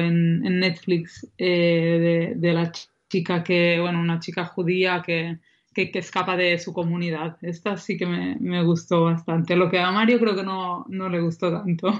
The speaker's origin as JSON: {"language": "Spanish", "town": "Banyoles", "region": "Catalonia", "country": "Spain", "said": "en Bañolas, en mi pueblo"}